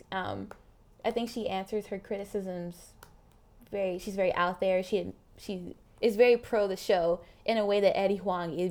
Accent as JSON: {"language": "English", "region": "Mississippi", "country": "United States", "said": "I grew up. I speak like this. I'm from Mississippi. I don't have an accent"}